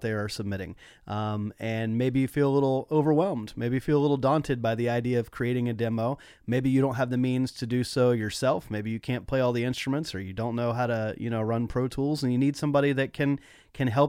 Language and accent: English; Nashville, Tennessee, United States; where we grew up in Nashville